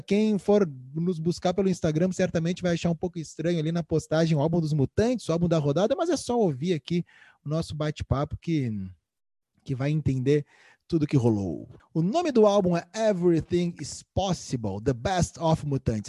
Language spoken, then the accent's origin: Portuguese; Brazil; eu sou brasileiro